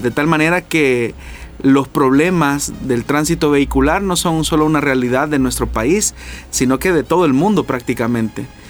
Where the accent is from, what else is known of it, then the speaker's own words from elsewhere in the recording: El Salvador; nosotros como salvadoreños